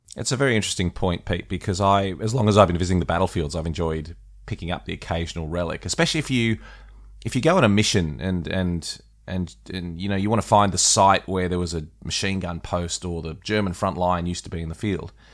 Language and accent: English; Australia; as an Australian